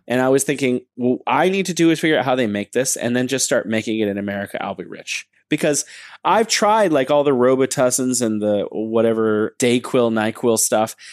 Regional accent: United States; now in China; I'm an American. I come to China.

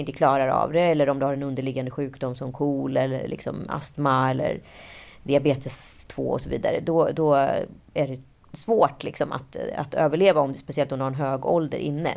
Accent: Stockholm, Stockholm County, Sweden; jag var från Stockholm, att jag var från Sverige

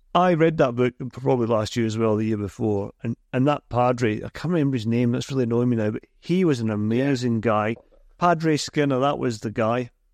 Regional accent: Scotland, United Kingdom; I'm a Scotsman

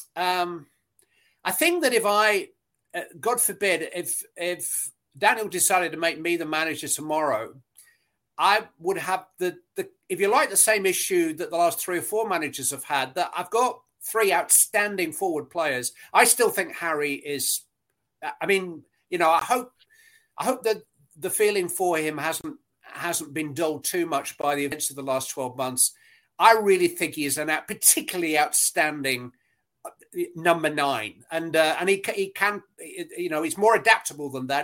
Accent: Bury, North West England, United Kingdom; moved away as an adult; also born or lived in Nottingham; I grew up in Bury

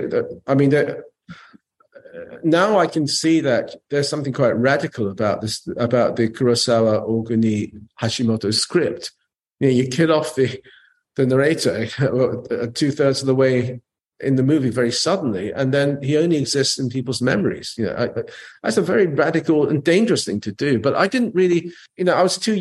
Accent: England, United Kingdom; also born or lived in Japan; I was a Japanese kid growing up in England

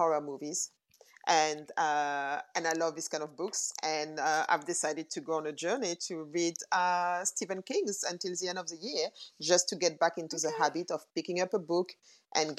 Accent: Paris, Île-de-France, France; moved away as an adult; also born or lived in London, United Kingdom / Burkina Faso; now in New York, United States; I grew up in Paris. I was born and raised in Paris.

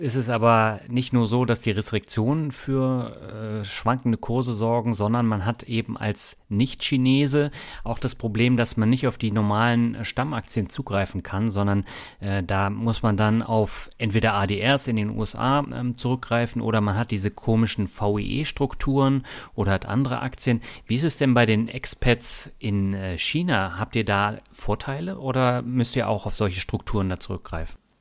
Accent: Germany; als Deutscher

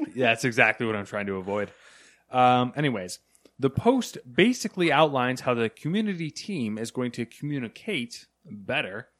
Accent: United States; We're in America here.

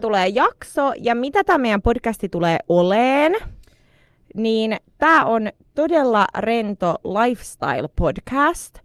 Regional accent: Tampere, Pirkanmaa, Finland; moved away as an adult; now in Stockholm, Sweden; mä oon Tampereelta kotoisin Suomesta ja mä oon muuttanut Tukholmaan

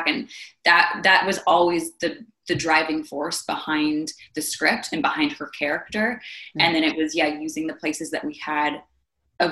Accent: Minnesota, United States; moved away as an adult; also born or lived in East Coast; now in California, United States; growing up in Minnesota

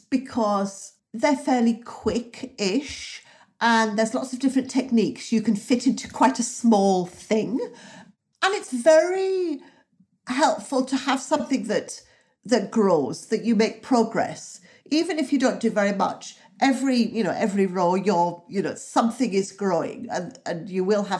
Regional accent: the north of England, United Kingdom; So I grew up in the North and I have a lifelong affection for America.

